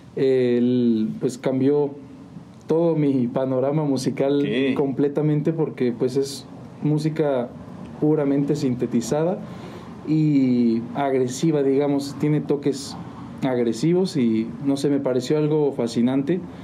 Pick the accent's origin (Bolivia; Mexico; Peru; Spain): Mexico; San Juan del Río, Querétaro; De aquí de San Juan, de hecho... Eh, mis papás también son de San Juan